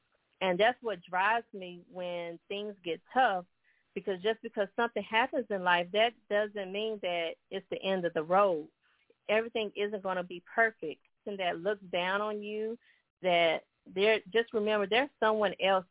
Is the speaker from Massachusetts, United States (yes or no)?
no; High Point, North Carolina, United States; now in Phoenix, United States; I currently reside in Phoenix, Arizona, but originally I'm from High Point, North Carolina